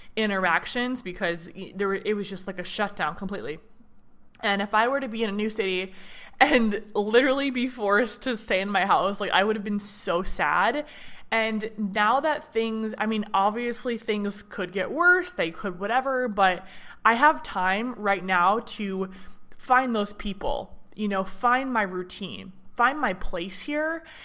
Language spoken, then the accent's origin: English; Michigan, United States; moved away as an adult; now in Nashville, United States; I'm from Michigan